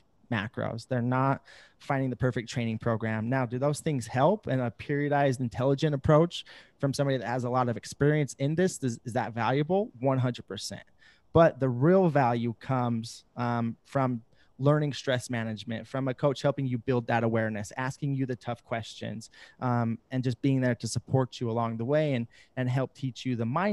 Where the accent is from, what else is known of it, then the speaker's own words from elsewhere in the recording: Idaho, United States; I'm in my hometown currently in Idaho. This is where I've lived. I've grown up.